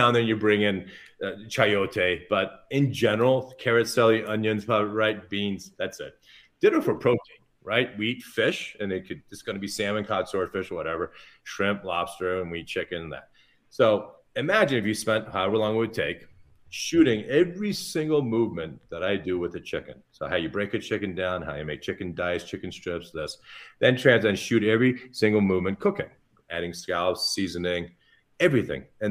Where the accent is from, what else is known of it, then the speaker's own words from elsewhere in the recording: Newport Beach, California, United States; although I was born in Newport Beach